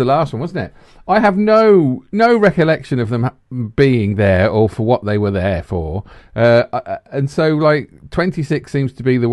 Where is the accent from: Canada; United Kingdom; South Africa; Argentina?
United Kingdom; Redditch, West Midlands; I come from Redditch